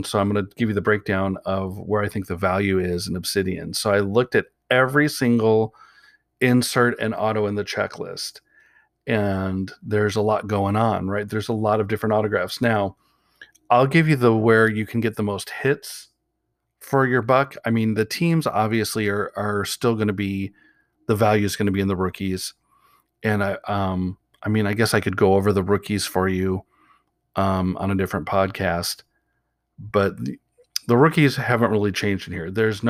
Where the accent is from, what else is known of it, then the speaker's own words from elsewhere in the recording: Portland, Oregon, United States; even though I'm from Portland and I like the Blazers